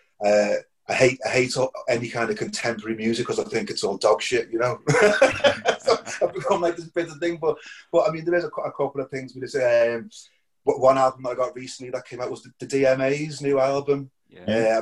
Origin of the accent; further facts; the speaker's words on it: Liverpool, North West England, United Kingdom; moved away as an adult; also born or lived in Ireland; now in Tombrack, County Wexford, Ireland; I'm Liverpool Irish, like, you know, so all my life I was always back and forth between Liverpool and Ireland